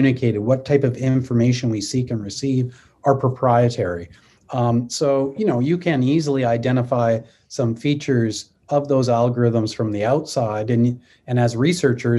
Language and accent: English; Canada; I'm a Canadian